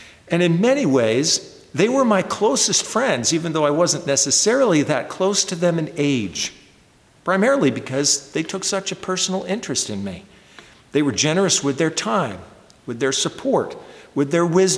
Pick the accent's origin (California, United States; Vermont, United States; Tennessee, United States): Vermont, United States; Bennington; moved away; Bennington, Vermont, which is my hometown. I wasn't born in Bennington, but I consider it my home. I spent most of my formative years there growing up